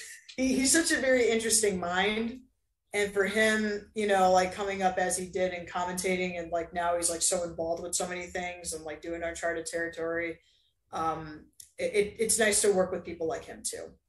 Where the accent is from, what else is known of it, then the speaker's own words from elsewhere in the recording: Southeast, United States; now in Chattanooga, United States; technically I'm from the Southeast